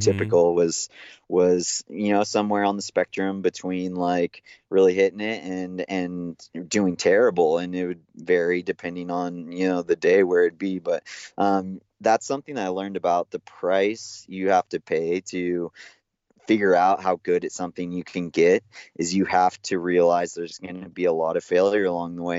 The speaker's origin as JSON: {"language": "English", "town": "Big Bear Lake", "region": "California", "country": "United States", "tie": "born or raised there", "said": "I grew up in Big Bear Lake in Southern California"}